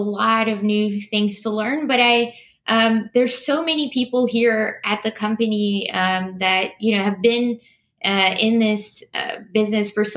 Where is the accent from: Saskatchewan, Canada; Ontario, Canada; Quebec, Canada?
Quebec, Canada; Montreal; moved away; also born or lived in Toronto; I grew up in Montreal.